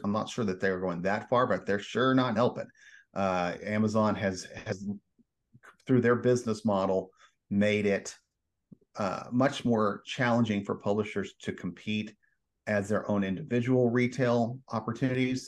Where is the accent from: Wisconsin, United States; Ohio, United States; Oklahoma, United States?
Oklahoma, United States; Edmond; I grew up in Edmond, Oklahoma, suburb of Oklahoma City